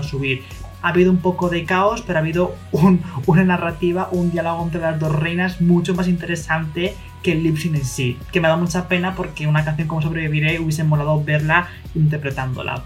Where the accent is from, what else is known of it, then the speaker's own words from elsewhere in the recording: Madrid, Community of Madrid, Spain; yo soy de Madrid